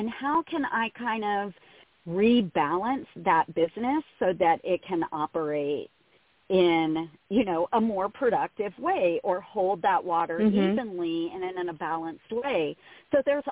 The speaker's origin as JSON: {"language": "English", "region": "South Louisiana", "country": "United States", "said": "I'm from South Louisiana"}